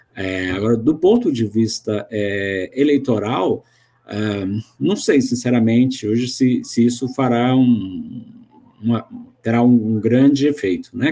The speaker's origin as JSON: {"language": "Portuguese", "region": "Goiás", "country": "Brazil", "moved": "yes", "lives_now": "Brasília, Brazil", "said": "eu sou goiano, moro em Brasília"}